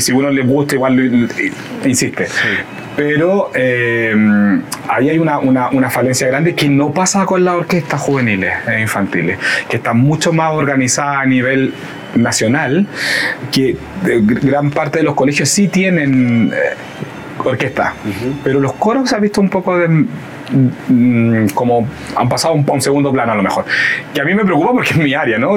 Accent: Concepción, Biobío, Chile; moved away as an adult; also born or lived in Barcelona, Spain / Nantes, France; como yo soy sudamericano, soy chileno

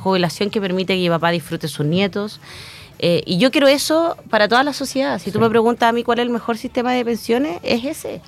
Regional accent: Chillán, Ñuble, Chile; also born or lived in Santiago (Ñuñoa); nos vinimos acá a Chillán y en Chillán estudié la enseñanza básica, la enseñanza media

